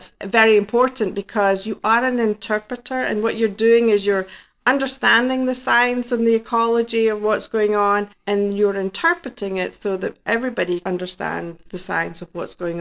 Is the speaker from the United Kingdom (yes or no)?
yes; Scotland, United Kingdom; now in New Jersey, United States; I am from Scotland